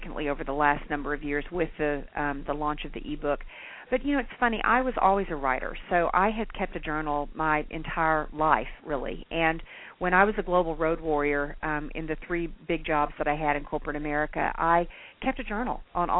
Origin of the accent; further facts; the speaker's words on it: Hot Springs, Arkansas, United States; I hail from Hot Springs, Arkansas. So I am a small town southern girl